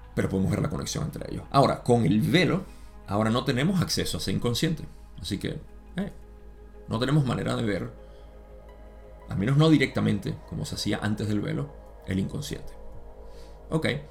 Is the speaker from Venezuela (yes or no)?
yes; Venezuela; en mi país